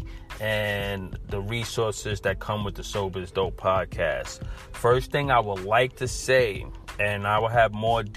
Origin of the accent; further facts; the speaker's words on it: New York City, New York, United States; I'm from Brooklyn, New York